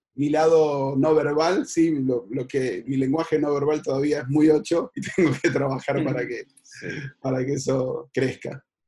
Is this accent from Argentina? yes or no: yes; Buenos Aires, Argentina; soy de Buenos Aires, Argentina.